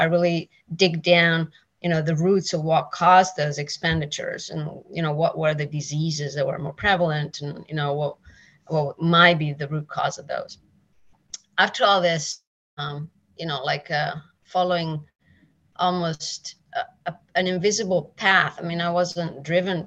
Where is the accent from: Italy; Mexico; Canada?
Italy; moved away; I am originally from Italy. I'm Italian, like 100%